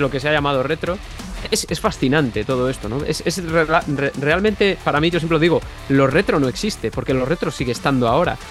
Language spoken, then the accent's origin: Spanish; Benavente, Castile and León, Spain; now in Valladolid, Spain; precisamente estoy en Benavente, que es de donde soy yo, de donde soy de toda la vida, pero, vivo en Valladolid habitualmente